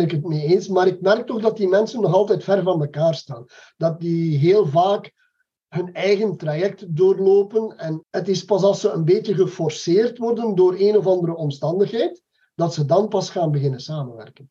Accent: Belgium; wij zitten als Belgen

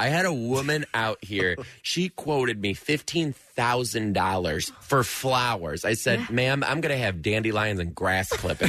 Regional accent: Detroit, Michigan, United States

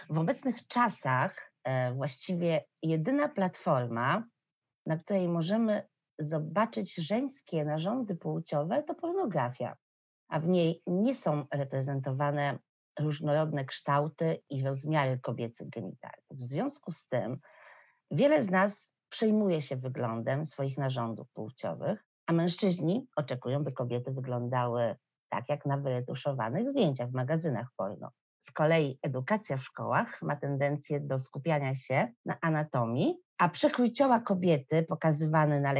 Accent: Warsaw, Masovian Voivodeship, Poland; Mieszkam i urodziłam się w Warszawie i kocham moje miasto.

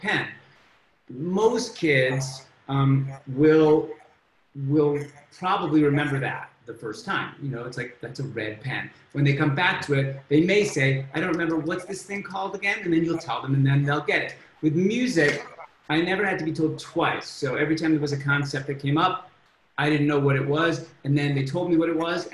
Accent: Oak Park, Michigan, United States; moved away as an adult; also born or lived in Leeds, England / Canada / Ann Arbor, Michigan; now in Columbus, United States; I grew up on the border of Detroit in a suburb called Oak Park

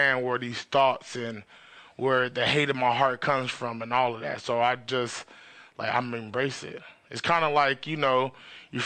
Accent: New York City, New York, United States; now in California, United States; I'm an East Coast dude. Like, I was born in Queens, then came out here to Cali

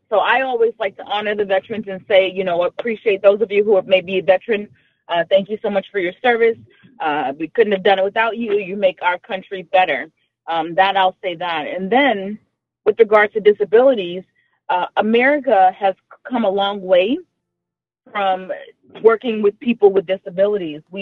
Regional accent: Houston, Texas, United States; moved away as an adult; also born or lived in New Orleans, Louisiana / Rhode Island; I was born in New Orleans, in Louisiana. That's in the southern part of the United States. Um, I grew up in Houston, Texas. And then I lived in Rhode Island. Uh, that's like Northeast for about 15 years. Now I'm back in Texas.

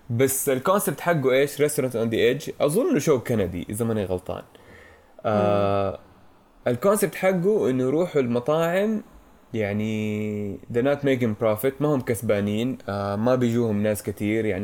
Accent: Syria; احنا كمان انا سوري بفكر في سؤالي

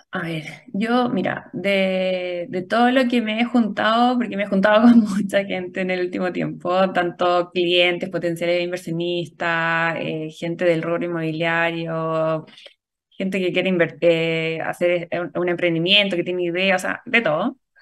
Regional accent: Chile; somos afortunados los chilenos

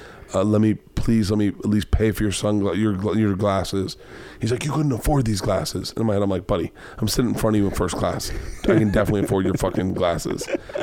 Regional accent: the South, United States; I grew up in the South.

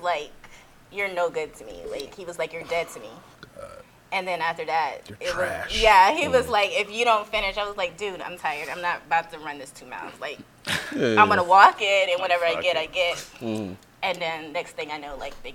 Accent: Houma, Louisiana, United States; moved away as an adult; also born or lived in Franklinton; now in Fayetteville, United States; I am originally from Houma, Louisiana

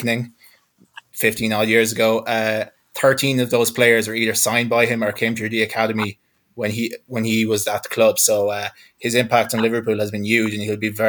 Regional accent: Galway, Connacht, Ireland; I'm from Galway in the west coast of Ireland.

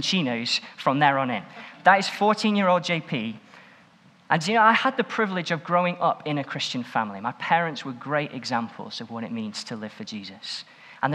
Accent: Stoke-on-Trent, West Midlands, United Kingdom; I grew up in Stoke-on-Trent and was at a church called Swan Bank

